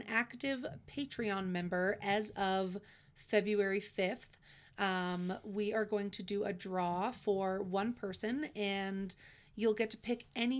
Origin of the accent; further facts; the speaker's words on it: Canada; because we're Canadian